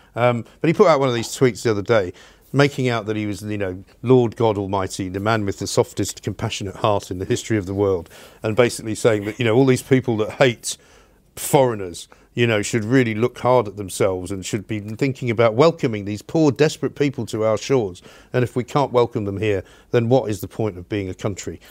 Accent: United Kingdom; I'm a British person. I'm one of the British people.

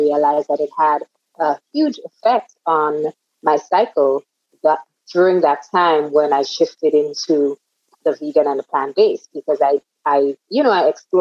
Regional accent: Grenada; I was born and reared in the Caribbean, on the Caribbean island of Grenada

